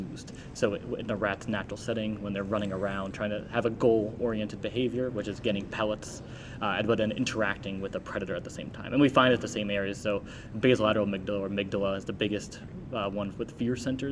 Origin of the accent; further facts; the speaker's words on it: New Jersey, United States; moved away as an adult; also born or lived in New York / Washington; I'm originally from New Jersey